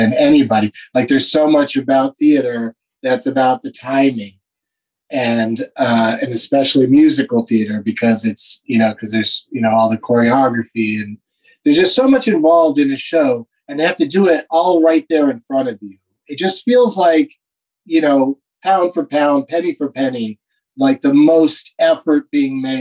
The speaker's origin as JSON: {"language": "English", "region": "Southern California", "country": "United States", "tie": "born or raised there", "said": "I grew up in Southern California"}